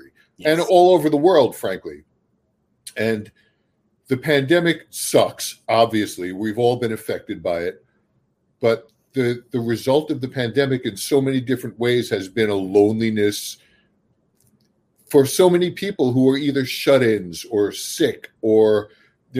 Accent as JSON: {"language": "English", "town": "Brooklyn", "region": "New York", "country": "United States", "tie": "born or raised there", "moved": "as an adult", "lives_now": "New Jersey, United States", "said": "I grew up in a very urban Brooklyn"}